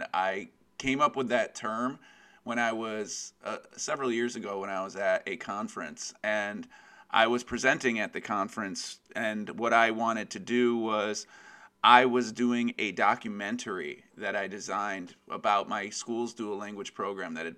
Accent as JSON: {"language": "English", "area": "Westchester County", "region": "New York", "country": "United States", "said": "I am from Westchester County, New York in the United States"}